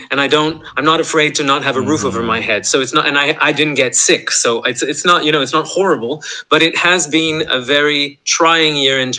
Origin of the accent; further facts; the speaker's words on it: Montreal, Quebec, Canada; I grew up in Montreal